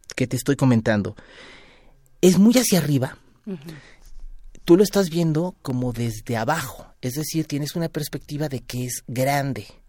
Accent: Mexico; somos nosotros los mestizos mexicanos

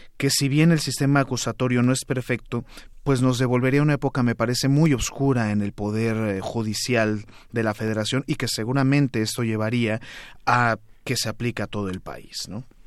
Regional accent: Mexico; como mexicanas y mexicanos

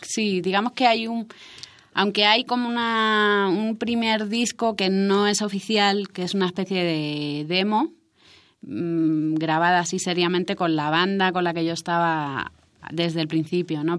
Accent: Almería, Andalusia, Spain; moved away as an adult; also born or lived in Madrid / Canary Islands; yo me crié en Almería, que es, eh, es un, forma parte de Andalucía en España

